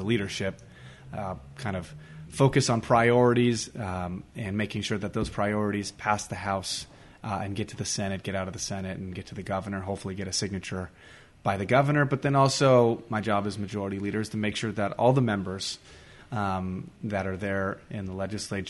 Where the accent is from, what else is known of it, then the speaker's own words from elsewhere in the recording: Whittier, California, United States; I grew up here in Whittier